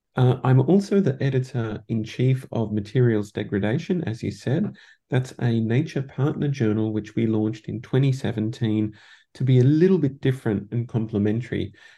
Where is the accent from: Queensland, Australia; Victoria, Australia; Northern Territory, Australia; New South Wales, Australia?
Victoria, Australia; Melbourne; I'm coming to you all the way from Melbourne, Australia, which happens to be my hometown.